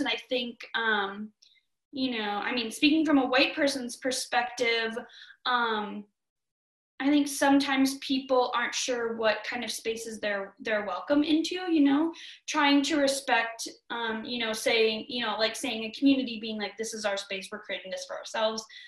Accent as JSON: {"language": "English", "region": "Minnesota", "country": "United States", "moved": "yes", "lives_now": "Missoula, United States", "said": "a Minnesotan"}